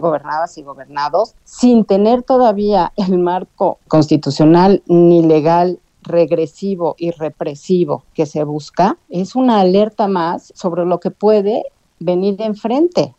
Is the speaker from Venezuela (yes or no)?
no; Mexico; la autonomía que tenemos como mexicanas y mexicanos